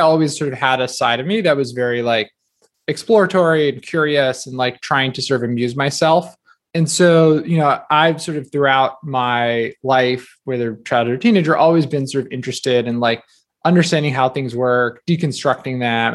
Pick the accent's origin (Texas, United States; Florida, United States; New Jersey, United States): New Jersey, United States; I grew up in New Jersey